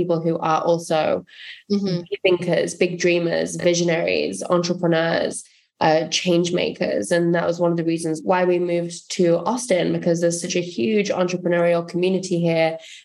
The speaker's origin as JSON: {"language": "English", "town": "Coventry", "region": "West Midlands", "country": "United Kingdom", "tie": "born or raised there", "moved": "yes", "said": "my hometown. which was Coventry in the United Kingdom"}